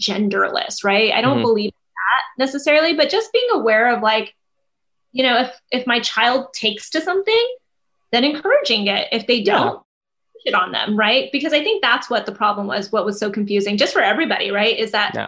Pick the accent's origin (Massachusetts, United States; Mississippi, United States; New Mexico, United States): New Mexico, United States; I grew up in New Mexico where it is predominantly Latino